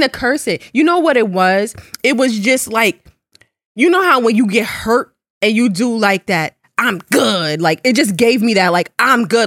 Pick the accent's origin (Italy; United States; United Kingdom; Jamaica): Jamaica; I'm Jamaican.